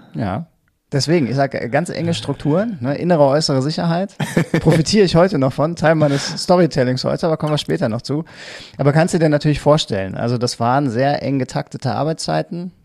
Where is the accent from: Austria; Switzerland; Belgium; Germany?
Germany; Mettmann, North Rhine-Westphalia; also born or lived in Hilden / Düsseldorf; now in Neuss, Germany; also zwar aufgewachsen in Mettmann, aber geboren in Hilden äh, und wohne jetzt mittlerweile seit zwölf Jahren in Neuss